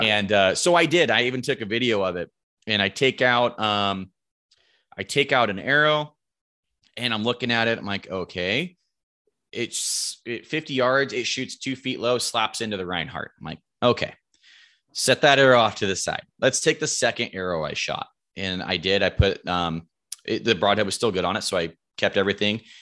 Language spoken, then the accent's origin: English; Roseburg, Oregon, United States; I'm from Roseburg, Oregon. Um, grown o, grown up here my whole life, lived here my whole life